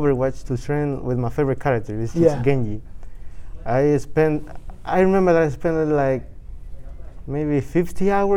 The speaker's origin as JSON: {"language": "English", "region": "New York", "country": "United States", "tie": "born or raised there", "also_born_or_lived": "Dominican Republic", "said": "I feel like I'm raised in New York because that's where I met my family again"}